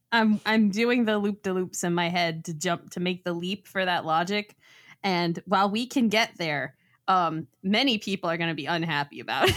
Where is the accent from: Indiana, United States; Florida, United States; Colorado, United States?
Florida, United States; South; I grew up in South Florida